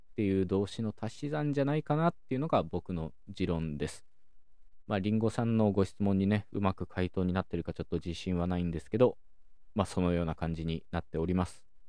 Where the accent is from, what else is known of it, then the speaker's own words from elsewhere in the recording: Okayama, Japan; 僕自身は岡山県出身